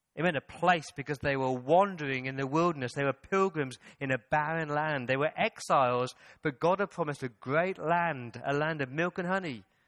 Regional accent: England, United Kingdom; moved away; When I go back to the mother country? When I go back to England

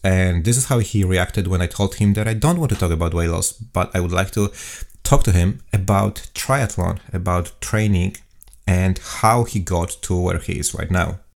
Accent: Poland; now in Auckland, New Zealand; I'm from Poland.

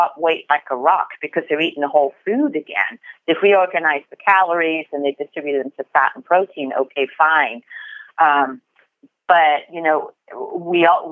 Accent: United Kingdom; also born or lived in France; now in United States; growing up in the UK

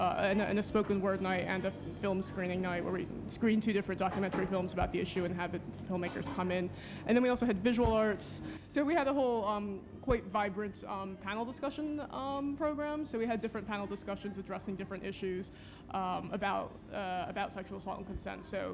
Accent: United States; now in London, United Kingdom; I am Chinese American

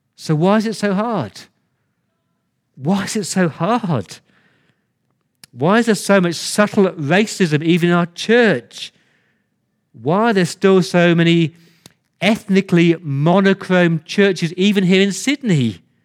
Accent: England, United Kingdom; now in Australia; I came to Australia as an Englishman

